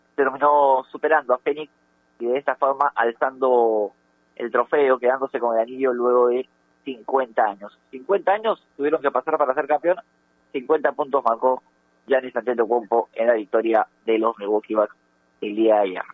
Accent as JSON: {"language": "Spanish", "country": "Peru", "said": "Nosotros somos de Perú"}